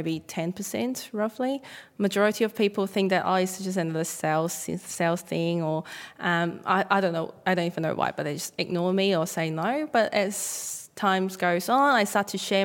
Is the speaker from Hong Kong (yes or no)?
yes; Hong Kong; moved away as an adult; now in Australia; wasn't born here. I was born in Hong Kong, came to Australia to study.